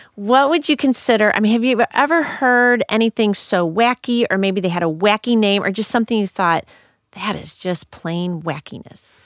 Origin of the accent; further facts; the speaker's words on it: St. Louis, Missouri, United States; also born or lived in Madrid, Spain; I grew up in North County, Saint Louis